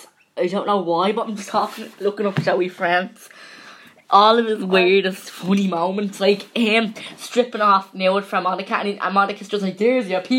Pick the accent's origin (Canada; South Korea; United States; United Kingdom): United Kingdom; Derry, Northern Ireland; I'm from Derry